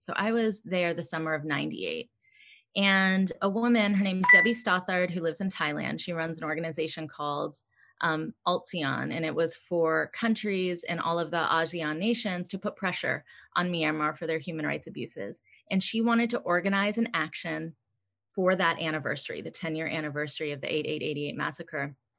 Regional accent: United States; Growing up in America

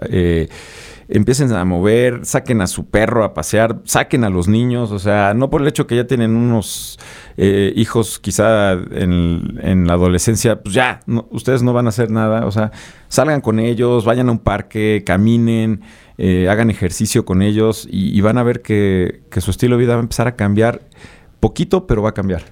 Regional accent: Puebla, Mexico; moved away as an adult; now in Mexico City, Mexico; yo soy de Puebla, soy originario de Puebla. Eh, me, salí de Puebla, me vine a vivir a la Ciudad de México hace 17 años

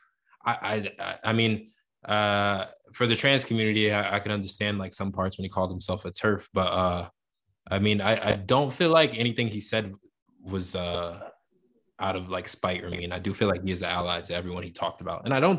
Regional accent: New Jersey, United States; growing up where we grew up in New Jersey

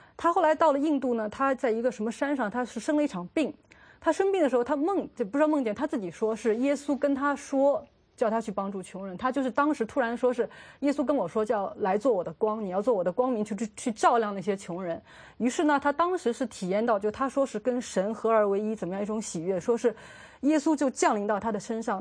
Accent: China

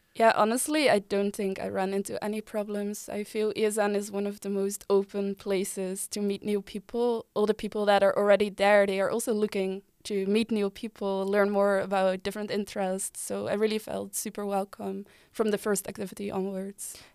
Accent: Delft, South Holland, Netherlands; moved away as an adult; also born or lived in Utrecht; I'm from Delft. I moved to Utrecht seven years ago

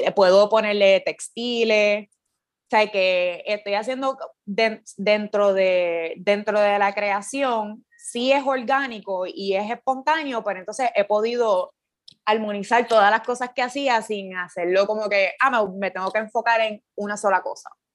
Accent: Patillas, Puerto Rico; moved away as an adult; also born or lived in Cayey / Old San Juan; now in San Juan, Puerto Rico; soy de Patilla, estudié en Calle

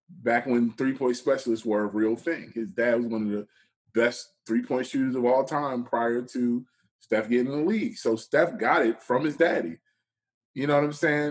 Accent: Philadelphia, Pennsylvania, United States; being from Philly

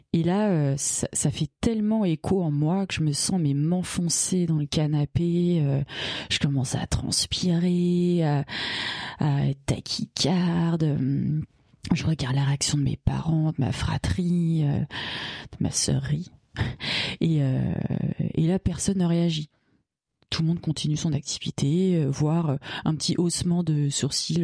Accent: Bagnolet, Île-de-France, France; j'ai grandi à Bagnolet donc euh, à 500 mètres du panneau Paris

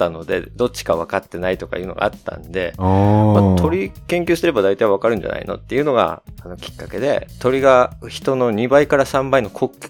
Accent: United States; born there; はい、アメリカ生まれなんですけど

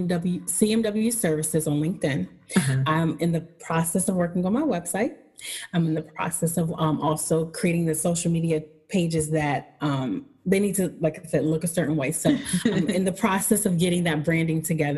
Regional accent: Buffalo, New York, United States; I'm from Buffalo.

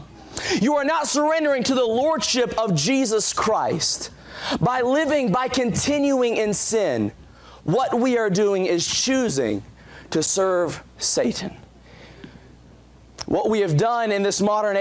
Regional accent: Walterboro, South Carolina, United States; moved away; I'm from Waltsboro, South Carolina

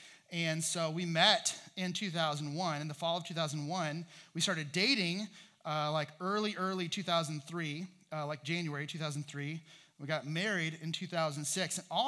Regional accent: Indiana, United States; moved away as an adult; also born or lived in Virginia; I was from Indiana. That's where my folks are from.

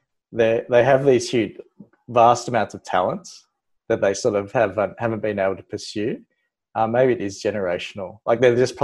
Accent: Melbourne, Victoria, Australia; moved away as an adult; also born or lived in New South Wales; I came from Melbourne. I was born in Melbourne, but I spent time in New South Wales through med. Pretty typical, like Melbourne little boy life

